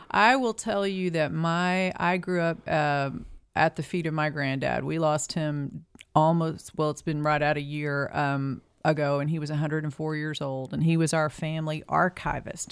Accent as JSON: {"language": "English", "region": "eastern Tennessee", "country": "United States", "tie": "born or raised there", "said": "I am a native, uh, I'm a hillbilly. Uh, grew up"}